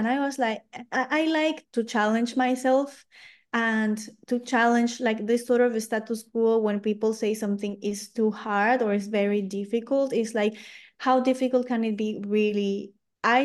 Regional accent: Lima, Peru; English is a second language; moved away; also born or lived in France; So I grew up until 2014 in Lima, in Peru.

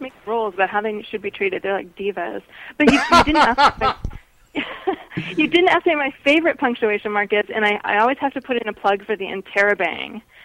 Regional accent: Seattle, Washington, United States; now in Reno, United States; I grew up in Seattle, but I live in Reno, Nevada now

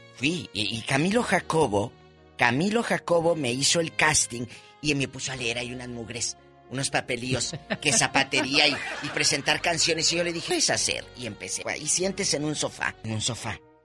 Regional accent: northern Mexico, Mexico; Soy norteña

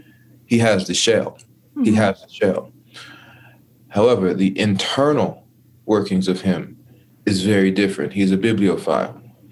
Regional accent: Dallas, Texas, United States; also born or lived in California / Waco; As I said, I grew up in Dallas, Texas. I'm a military brat, right? So I born in California, lived and learned life in Texas, Waco, Texas, where my grandparents from, in Dallas, Texas, particularly Cedar Hill, Texas, and Duncanville, Texas.

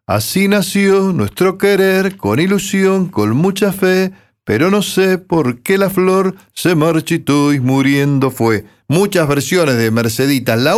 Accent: 25 de Mayo, Buenos Aires Province, Argentina; moved away

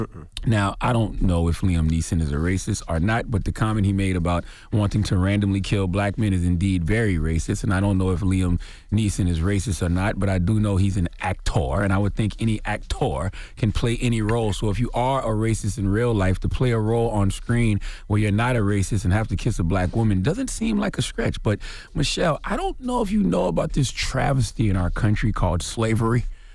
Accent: South Carolina, United States; I'm from South Carolina, born and raised.

